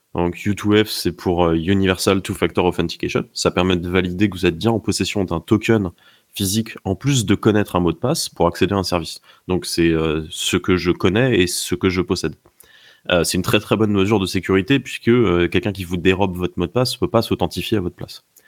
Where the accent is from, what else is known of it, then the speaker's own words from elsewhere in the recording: France; chez nous en France